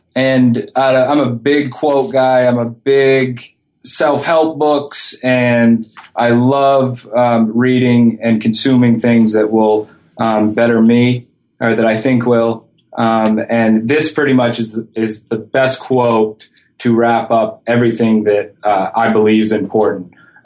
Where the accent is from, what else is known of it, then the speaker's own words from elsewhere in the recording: Maine, United States; And I'm with here with …. We're both from Maine, very proud of it. We relocated down here for different careers a few years ago